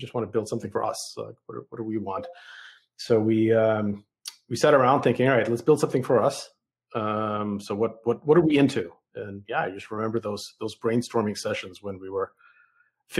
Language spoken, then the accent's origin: English; New York City, New York, United States; English is a second language; moved away as an adult; also born or lived in Soviet Union / Boston / San Francisco Bay Area; now in Bentonville, United States; I grew up in the Bronx, in New York City